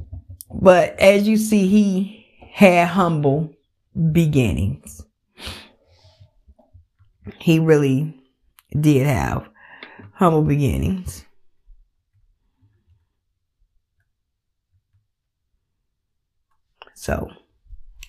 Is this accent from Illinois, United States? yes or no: yes; Chicago, Illinois, United States; I'm from Chicago